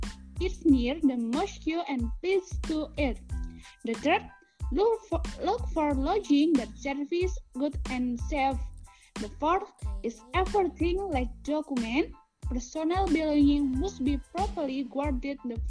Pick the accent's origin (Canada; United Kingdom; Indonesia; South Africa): Indonesia; Kebumen, Central Java; also born or lived in Yogyakarta; I'm from Kebumen and I'm accounting student at Muhammadiyah University of Yogyakarta